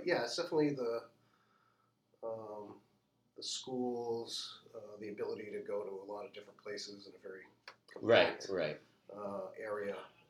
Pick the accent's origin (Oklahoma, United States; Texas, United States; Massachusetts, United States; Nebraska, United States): Massachusetts, United States; Boston; now in Bedford, United States; Yeah, I'm originally from